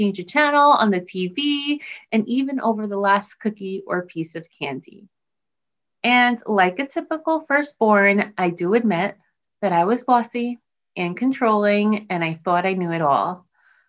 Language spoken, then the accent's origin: English; New Jersey, United States; my home state of New Jersey